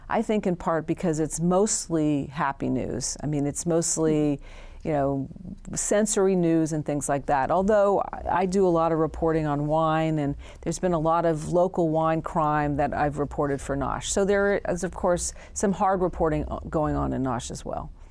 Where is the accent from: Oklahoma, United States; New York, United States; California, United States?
California, United States; San Francisco; I was born and raised in San Francisco